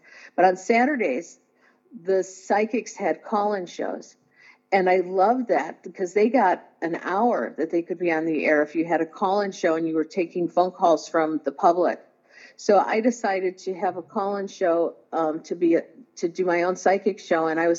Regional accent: Indiana, United States; now in Los Angeles, United States; And I came to Los Angeles from Indiana to do that.

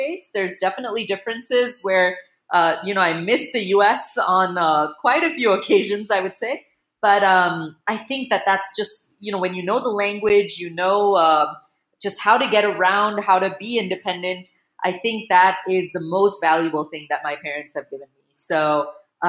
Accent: United States; also born or lived in Chicago; now in India; moved to the U.S. when I was about 4 years old

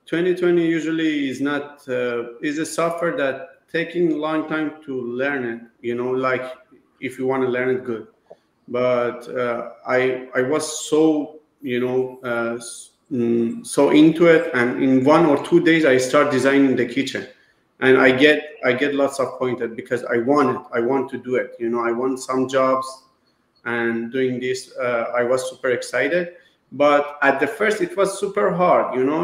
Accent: Iran; now in United States; I came from Iran.

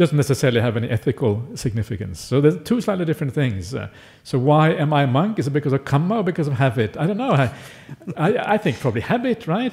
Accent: Norway; now in Australia; I grew up in Norway.

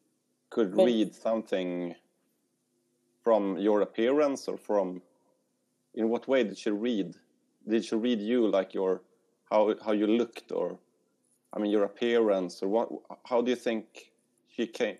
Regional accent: Sweden; I'm from Sweden.

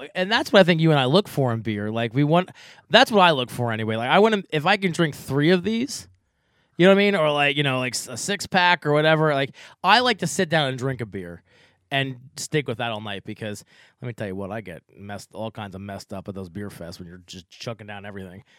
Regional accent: Fleetwood, Pennsylvania, United States; I'm from Fleetwood.

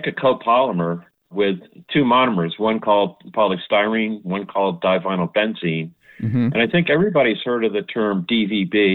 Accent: Long Island, New York, United States; moved away as an adult; now in Philadelphia, United States; I grew up on Long Island. I was a New Yorker.

